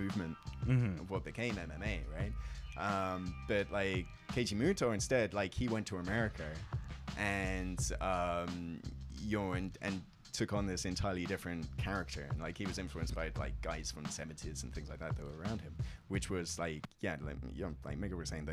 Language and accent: English; England, United Kingdom; moved away as an adult; now in Yokohama, Japan; I grew up in England